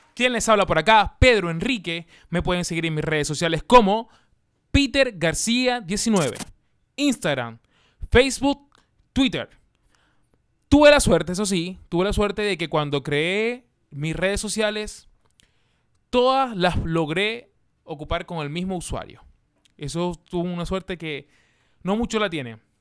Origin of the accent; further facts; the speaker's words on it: Maracaibo, Zulia, Venezuela; now in Chile; de Maracaibo, de donde, de donde soy yo